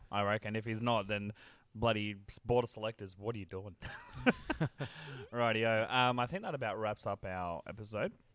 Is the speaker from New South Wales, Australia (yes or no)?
no; Queensland, Australia; as a Queenslander